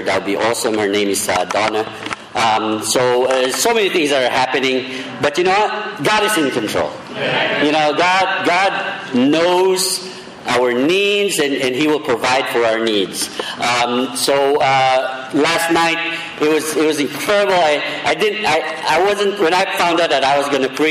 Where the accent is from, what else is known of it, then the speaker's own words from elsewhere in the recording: Philippines; I'm Filipino